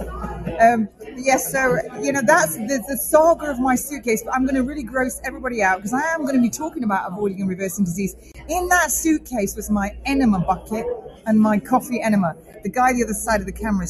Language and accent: English; United Kingdom; I'm a Brit.